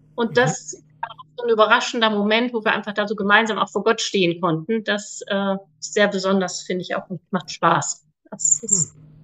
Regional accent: North Rhine-Westphalia, Germany; ich bin 49 Jahre alt, bin aufgewachsen am Niederrhein.

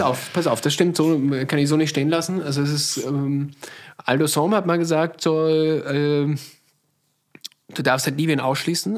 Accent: Salzburg, Austria; moved away as an adult; now in Berlin, Germany; ich komme aus Salzburg

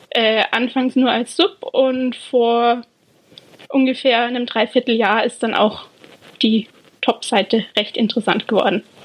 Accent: Austria; moved away as an adult; now in England, United Kingdom; ich bin ursprünglich aus Österreich man hört es vermutlich

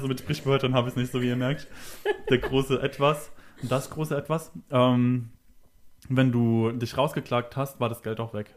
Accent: Kaiserslautern, Rhineland-Palatinate, Germany; now in Berlin, Germany; ich komme aus Berlin ursprünglich aus Kaiserslautern

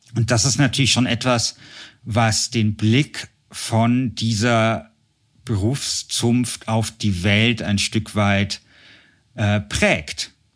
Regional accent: Munich, Bavaria, Germany; hier in München, wo ich herkomme

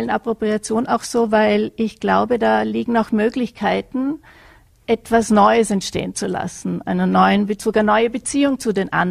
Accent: Vorarlberg, Austria; Und ich komme ja aus Vorarlberg, insofern hätte ich wahrscheinlich eher die Tracht getragen und nicht äh, das Dirndl.

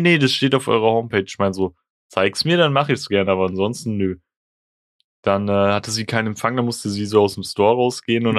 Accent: Germany; ich bin Deutscher, ich bin in Deutschland geboren

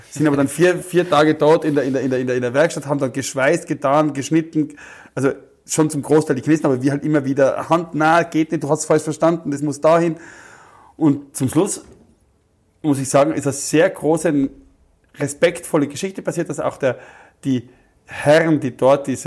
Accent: Austria; ich bin aus Österreich, wir suchen so jemanden

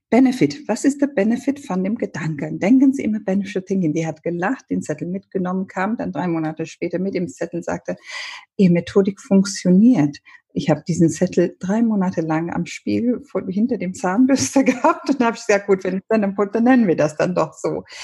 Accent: Ethiopia; German is a second language; Ich bin ja ursprünglich, äh, komme ich aus Äthiopien. Mein Vater ist Inder, deshalb meine Mutter Äthiopien. Wir haben, wir sind als Kinder englischsprachig aufgewachsen.

